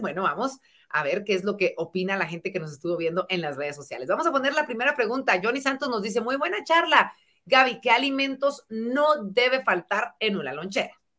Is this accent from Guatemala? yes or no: yes; Guatemala; como guatemaltecos